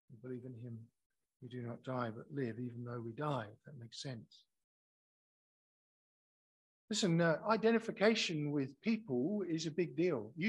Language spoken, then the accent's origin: English; Scotland, United Kingdom; now in Australia; especially as I came here from Scotland